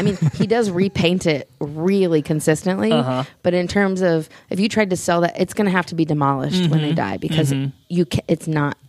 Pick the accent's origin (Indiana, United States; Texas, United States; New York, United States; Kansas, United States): Indiana, United States; northern; I'm from northern Indiana, but not near Chicago.